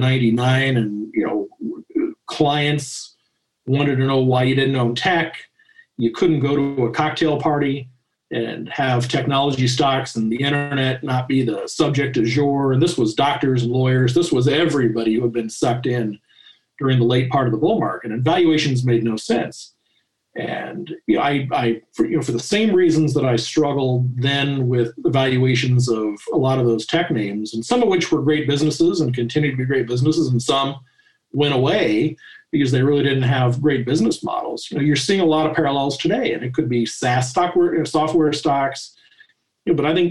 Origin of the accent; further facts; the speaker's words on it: Denver, Colorado, United States; also born or lived in Kansas City; I was born in 1968 in Kansas City. I really grew up in Denver